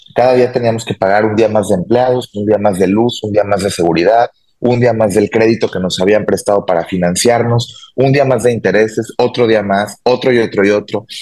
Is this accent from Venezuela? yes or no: no; Mexico; De México